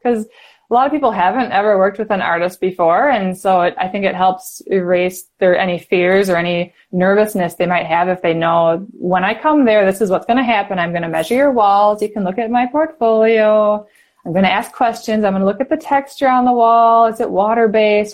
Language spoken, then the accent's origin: English; Wisconsin, United States; I'm from Wisconsin